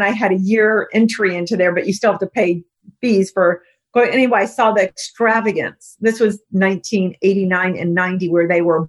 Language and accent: English; United States; I'm American